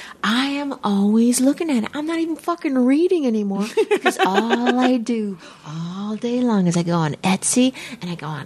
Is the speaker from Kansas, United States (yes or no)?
yes; Fort Riley, Kansas, United States; born there; My dad was in the service, and I was born outside Fort Riley, Kansas.